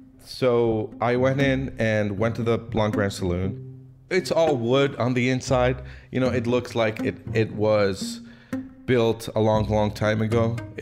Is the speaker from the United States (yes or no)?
no; Lebanon; moved away; where are you from? And I said, from Lebanon.